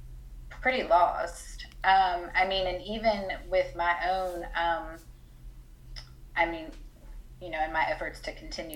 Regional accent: Ohio, United States; also born or lived in Atlanta; now in North Carolina, United States; I am originally from Ohio. I am 42, soon to be 43 years old. I currently live in North Carolina

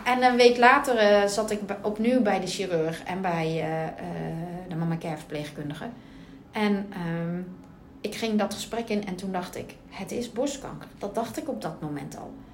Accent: Bergen op Zoom, North Brabant, Netherlands; moved away; also born or lived in Puttershoek; van origine kom ik uit Berg op Zoom

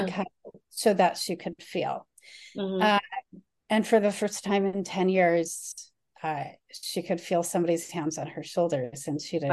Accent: Chicago, Illinois, United States; I grew up in the Chicago area

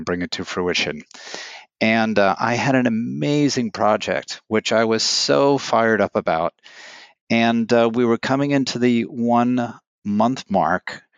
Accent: New York City, New York, United States; I'm from New York City

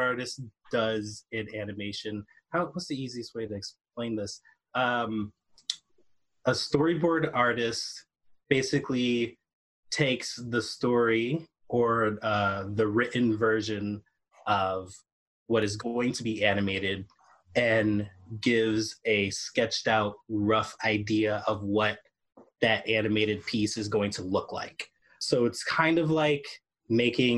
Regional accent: New York City, New York, United States; I am originally from New York City

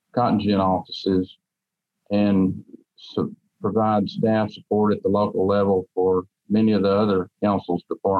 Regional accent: Ramer, Tennessee, United States; I grew up in Raymer, Tennessee, which is in McNairy County

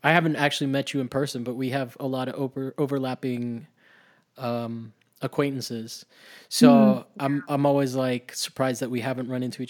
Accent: Miami, Florida, United States; I grew up in Florida, kind of, I can relate to sort of like that inexplainable, like, sense of just like, this is normal.

